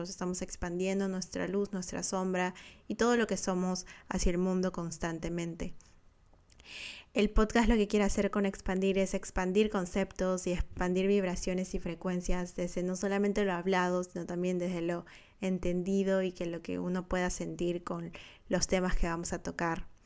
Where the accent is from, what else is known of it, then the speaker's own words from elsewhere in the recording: Peru; moved away as an adult; now in Australia; Soy peruana y de nacimiento viví en Perú por 27 años de mi vida. La verdad que nunca me sentí tan peruana como cuando me mudé, cuando empecé a vivir en otro país, cuando me vine a Australia.